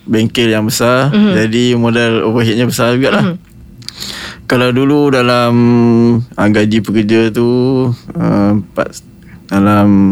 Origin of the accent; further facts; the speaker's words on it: Kedah, Malaysia; Saya orang Kedah